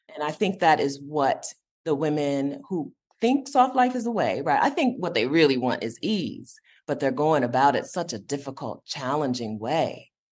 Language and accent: English; Westerville, Ohio, United States; growing up in Westerville, Ohio